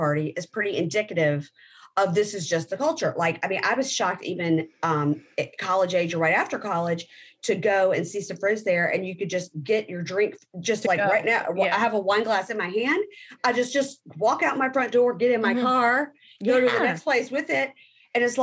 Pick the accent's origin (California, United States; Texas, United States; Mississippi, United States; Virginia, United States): Mississippi, United States; where I'm from is real close to New Orleans